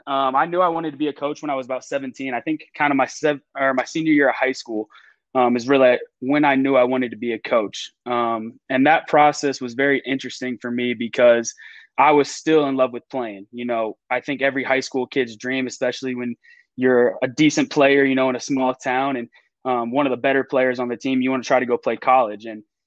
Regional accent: Berthoud, Colorado, United States; moved away as an adult; now in Belmont, United States; originally from a small town in Colorado called Berthoud.

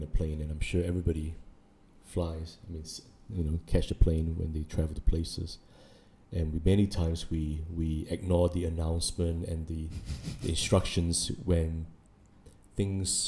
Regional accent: New Zealand; now in Singapore; I grew up in New Zealand

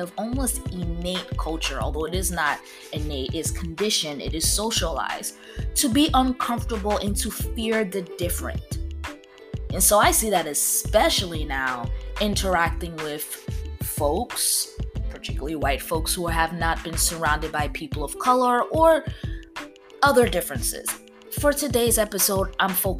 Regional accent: East Coast, United States; now in the South, United States; I grew up on the East Coast

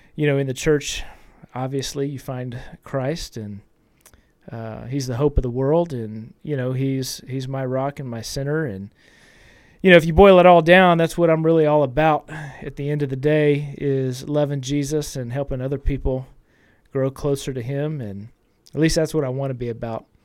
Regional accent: Austin, Texas, United States; I came back to Austin. I was born in Austin, you know, went off to school.

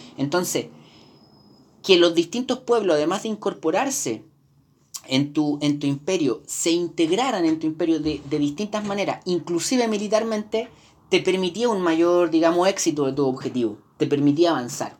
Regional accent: Chile; Nosotros como, como latinoamericanos, como chilenos

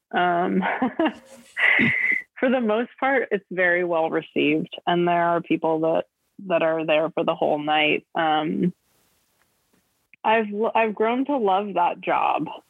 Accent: Los Angeles, California, United States; I'm from Los Angeles

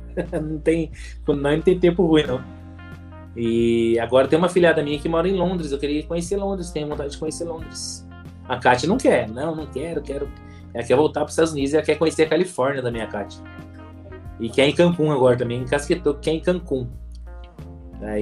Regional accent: São José dos Campos, São Paulo, Brazil; eu nasci em São José dos Campos, nasci no, no Hospital Pio 12

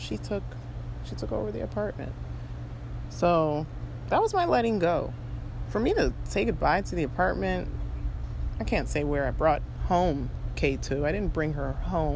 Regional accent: United States; moved away as an adult; also born or lived in China; my home country

